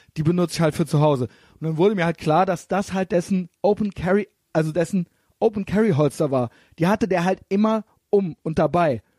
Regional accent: Germany; aus, aus Deutschland

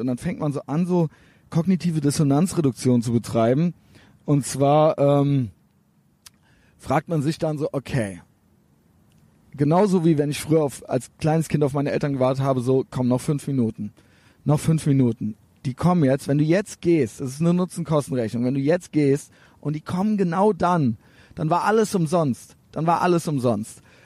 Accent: Germany; Ich bin aus Deutschland

